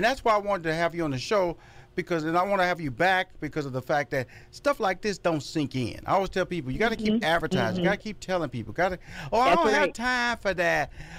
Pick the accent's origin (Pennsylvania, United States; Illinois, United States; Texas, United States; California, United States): Texas, United States; Houston; now in New York City, United States; I'm originally from Houston, Texas, but I lived on the Upper East Side, 86 and 1st.